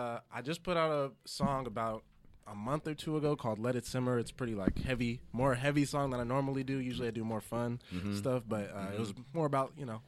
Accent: Rialto, California, United States; I'm originally from Rialto, California.

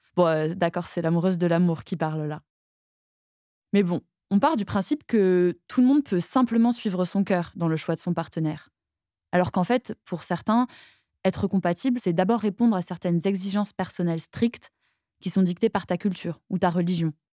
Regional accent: Toulouse, Occitania, France; j'ai grandi à Toulouse

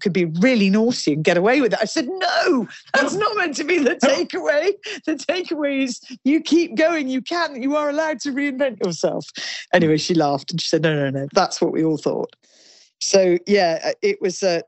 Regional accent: Kingsclere, South East England, United Kingdom; So I grew up in Kingsclere, in the village of Kingsclere. So Hampshire, Berkshire border

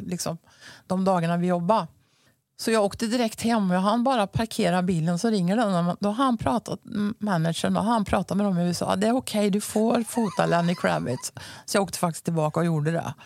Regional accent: Mariestad, Västra Götaland, Sweden; accent: västgötska; moved away as an adult; also born or lived in Helsingborg; Jag är ju född och uppvuxen i Mariestad och nu ja. bor jag ju där igen så västgötskan

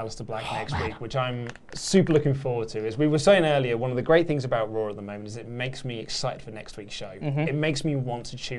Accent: United Kingdom; I think, it probably helps because we are British

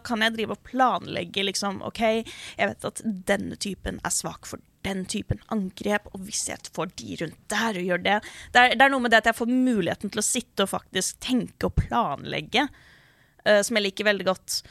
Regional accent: Oslo, Norway; Jeg vokste opp på Oslo vestkant

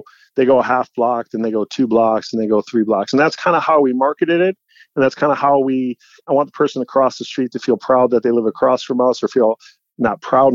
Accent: St. Paul, Minnesota, United States; now in New York, United States; I grew up in St. Paul, but I grew up in suburbs kind of too

